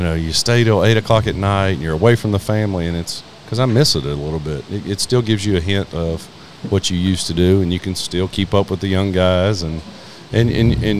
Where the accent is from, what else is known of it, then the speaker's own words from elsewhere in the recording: Hendersonville, North Carolina, United States; I'm from Hendersonville, North Carolina, in the mountains